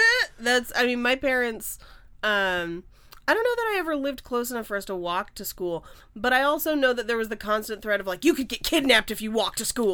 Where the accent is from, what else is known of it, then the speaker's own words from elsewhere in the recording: Bay Area, California, United States; now in Los Angeles, United States; I grew up in the Bay Area